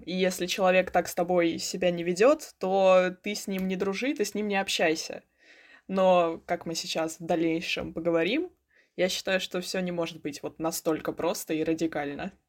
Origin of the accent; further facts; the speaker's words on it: Moscow, Russia; мне 16 лет, я из Москвы